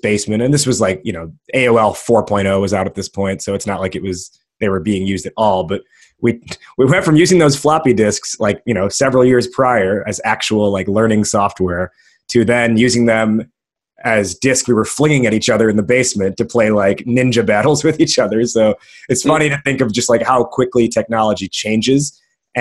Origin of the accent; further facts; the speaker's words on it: United States; I'm an American